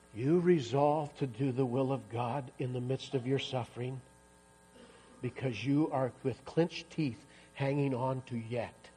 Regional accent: Iowa, United States; moved away as an adult; also born or lived in Kansas / Missouri; now in Colorado, United States; I grew up in Iowa

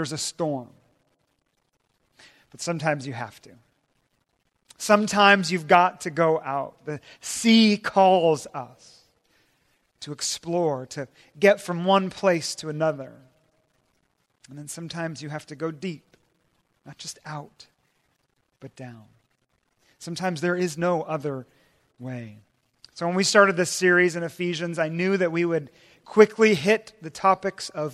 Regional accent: Puget Sound, Washington, United States; I'm from Washington State and in the Puget Sound there.

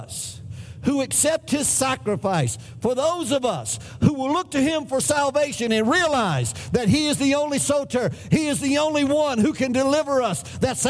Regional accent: United States; No, we're not Spanish. We're American.

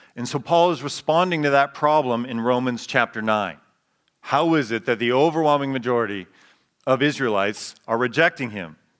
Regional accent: United States; who we are as Americans

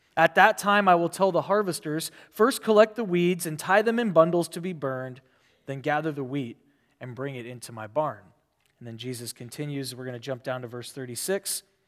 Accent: Omaha, Nebraska, United States; now in California, United States; I grew up in the city in Omaha, Nebraska

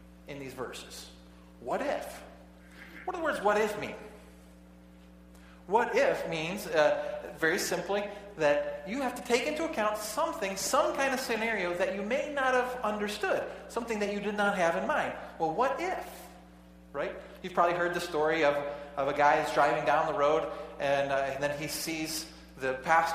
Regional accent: United States; I'm an American

